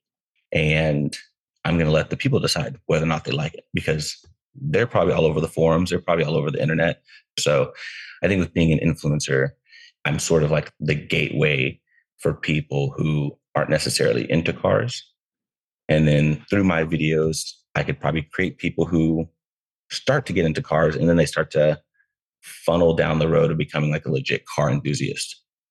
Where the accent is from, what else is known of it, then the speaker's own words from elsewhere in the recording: Texas, United States; now in Southern California, United States; I'm from Texas originally.